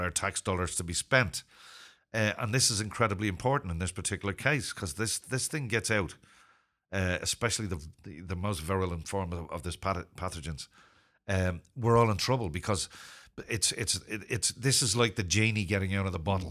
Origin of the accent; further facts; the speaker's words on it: Ireland; also born or lived in Zimbabwe; I'm not British. I'm Irish